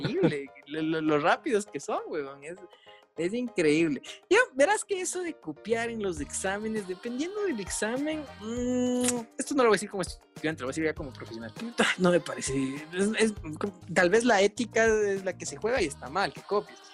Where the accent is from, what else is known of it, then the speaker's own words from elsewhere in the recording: Ecuador; somos ecuatorianos